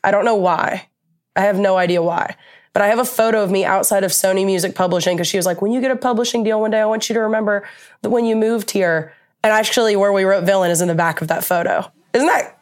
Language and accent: English; Atlanta, Georgia, United States; now in Nashville, United States; I'm from Atlanta